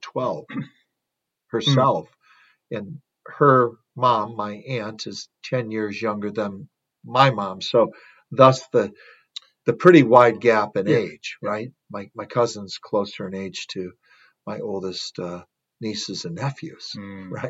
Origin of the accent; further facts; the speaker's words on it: Wisconsin, United States; moved away; my home state of Wisconsin